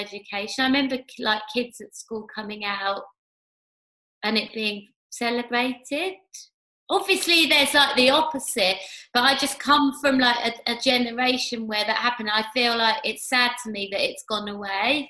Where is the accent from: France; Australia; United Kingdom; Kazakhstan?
United Kingdom; London; I was brought up in Hackney